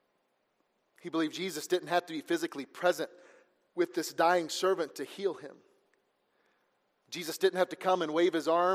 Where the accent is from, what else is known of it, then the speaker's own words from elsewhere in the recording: Missouri, United States; also born or lived in Georgia; pretty much raised in Missouri there